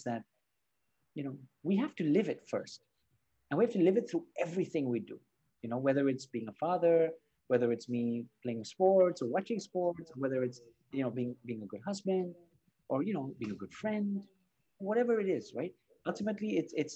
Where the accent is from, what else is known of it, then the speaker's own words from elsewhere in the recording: Spain; also born or lived in Barcelona; I was born and raised in, you know, I was born in Spain, and I live in Barcelona.